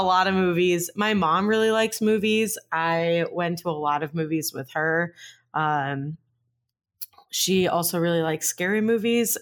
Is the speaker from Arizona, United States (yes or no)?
yes; Phoenix, Arizona, United States; I grew up in Phoenix